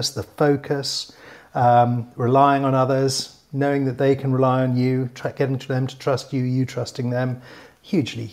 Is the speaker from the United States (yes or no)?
no; Newcastle upon Tyne, North East England, United Kingdom; I grew up in Newcastle in the 1970s and 80s